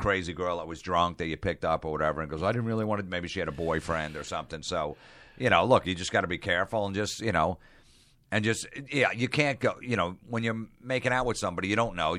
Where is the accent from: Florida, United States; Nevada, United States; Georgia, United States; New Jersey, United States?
New Jersey, United States; also born or lived in Long Island, New York; I grew up in New Jersey